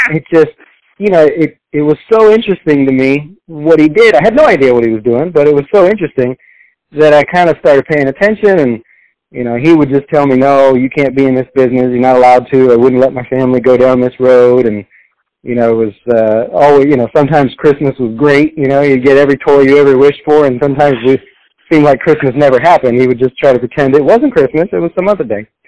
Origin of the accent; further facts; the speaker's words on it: Texas, United States; moved away; Uh, I'm from Texas originally. That's where I was born.